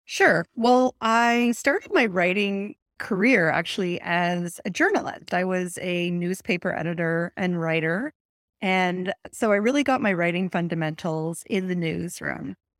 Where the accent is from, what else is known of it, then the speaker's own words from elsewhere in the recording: Canada; now in Atlantic Canada, Canada; I'm Canadian